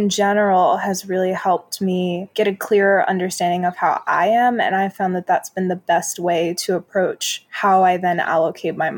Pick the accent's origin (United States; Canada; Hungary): United States; New York City, New York; moved away; also born or lived in New Jersey / Chicago; I'm originally from New York City